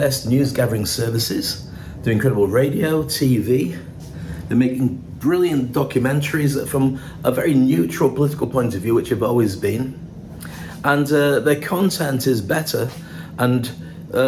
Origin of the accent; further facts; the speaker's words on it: United Kingdom; moved away as an adult; now in Dubai, United Arab Emirates; I am a Brit. I'm fiercely proud to be a Brit.